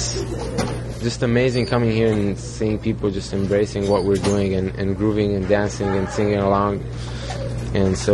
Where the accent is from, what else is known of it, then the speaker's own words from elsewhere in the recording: Israel; growing up in Israel